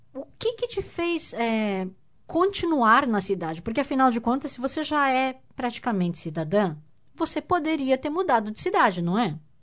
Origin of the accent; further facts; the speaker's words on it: São Paulo, Brazil; vim de São Paulo também